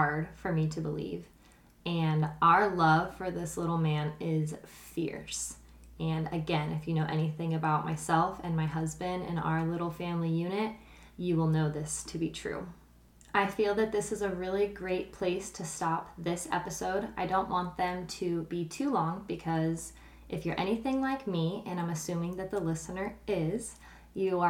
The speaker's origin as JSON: {"language": "English", "town": "Kearney", "region": "Nebraska", "country": "United States", "tie": "born or raised there", "also_born_or_lived": "Ravenna, Nebraska", "said": "growing up in Nebraska"}